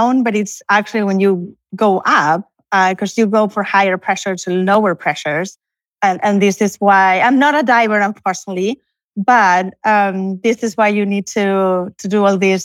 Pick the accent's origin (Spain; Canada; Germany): Spain; Canary Islands; also born or lived in Barcelona; now in College Station, United States; I'm originally from Spain, although I was born in Canary Islands, but I'm now in Barcelona